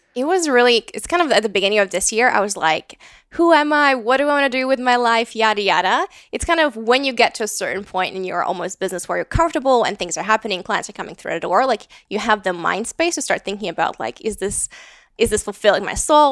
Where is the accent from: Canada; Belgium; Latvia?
Latvia; moved away as an adult; also born or lived in London, United Kingdom / Riga, Latvia; now in Austin, United States; I grew up in Latvia. I moved to the U K, um, for university